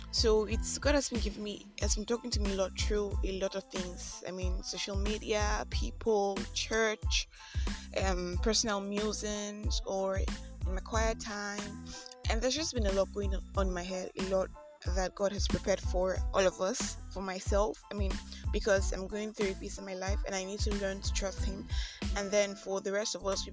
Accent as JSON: {"language": "English", "country": "Nigeria", "said": "I am that Nigerian Christian"}